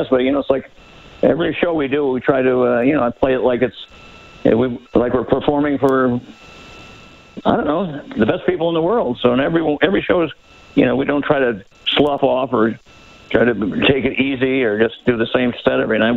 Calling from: Rockford, Illinois, United States; I'm calling from uh, Rockford, Illinois.

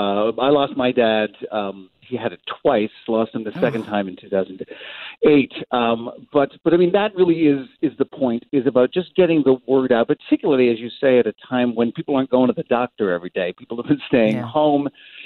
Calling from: Los Angeles, California, United States; Someday when I can come back over the border, I'm calling from Los Angeles because it's not been easy, and we can't quarantine at the moment.

